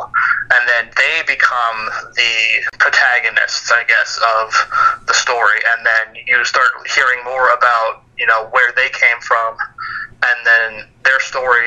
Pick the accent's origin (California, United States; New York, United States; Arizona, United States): Arizona, United States; Scottsdale; moved away; also born or lived in Harrisburg, Pennsylvania; I actually grew up in Scottsdale, Arizona